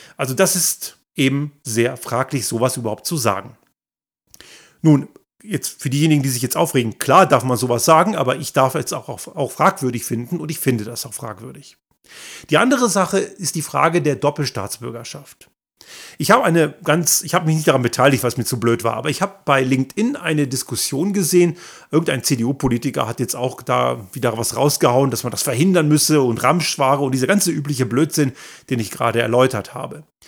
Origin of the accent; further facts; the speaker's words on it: Germany; moved away as an adult; now in Innsbruck, Austria; in dem Land gemacht, wo ich aufgewachsen bin, sprich Deutschland.